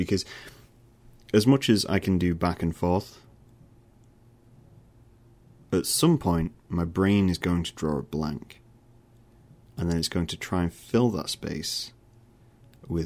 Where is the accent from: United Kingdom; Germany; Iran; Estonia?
United Kingdom; I'm British